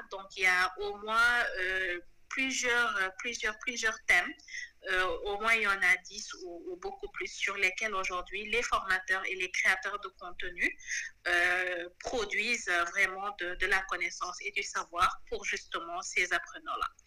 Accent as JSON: {"language": "French", "country": "Senegal", "said": "je suis une Sénégalaise de, de, 33 ans"}